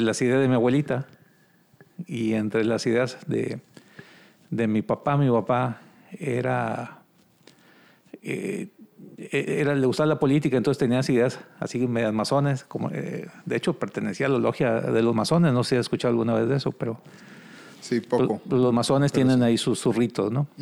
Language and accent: Spanish; Cadereyta Jiménez, Nuevo León, Mexico; also born or lived in Monterrey / Ciudad Juárez, Chihuahua; Nosotros somos de Cadreita, Nuevo León. Está aquí una hora de aquí en Monterrey.